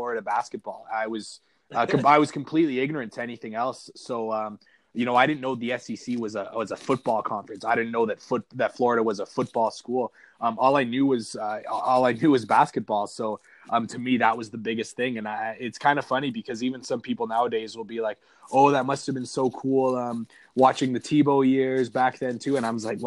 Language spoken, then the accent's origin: English; Canada; I grew up in Canada. I still live in Canada